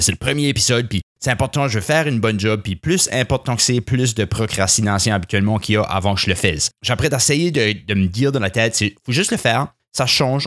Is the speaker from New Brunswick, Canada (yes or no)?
yes; southeast New Brunswick, Canada; accent: influenced by English; Je, suis originaire du sud-est du Nouveau-Brunswick, alors j'ai un accent qui est assez influencé par l'anglais